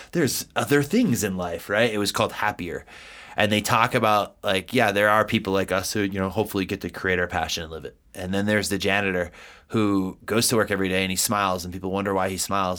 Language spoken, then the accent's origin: English; East Coast, United States; now in Colorado, United States; I'm from the East Coast. We are very direct people.